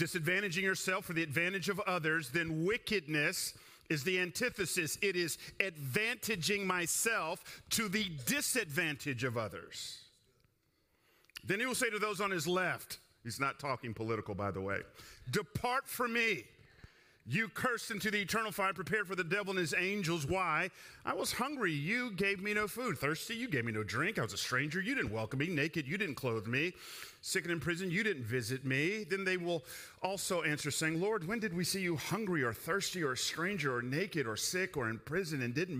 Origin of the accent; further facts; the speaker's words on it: Atlanta, Georgia, United States; I grew up in Atlanta